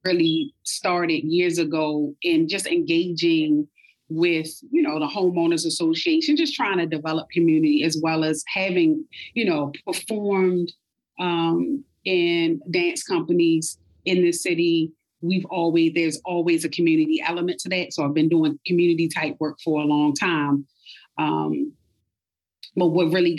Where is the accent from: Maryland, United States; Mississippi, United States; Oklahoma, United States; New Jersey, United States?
Maryland, United States; Baltimore; also born or lived in Washington, D.C.; We moved to Baltimore when I was about three. I was raised in Baltimore County, primarily in Essex and Parkville